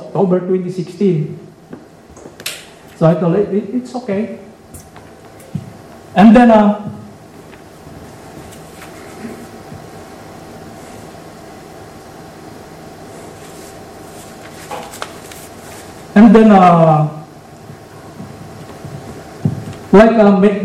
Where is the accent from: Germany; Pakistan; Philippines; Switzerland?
Philippines; now in California, United States; I was born in the Philippines and grew up in the Philippines